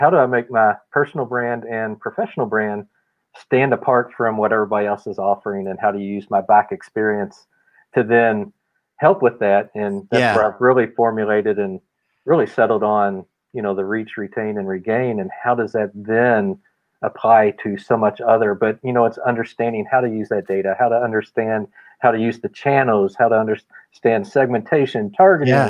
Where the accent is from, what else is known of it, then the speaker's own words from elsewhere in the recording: Louisville, Kentucky, United States; growing up in Louisville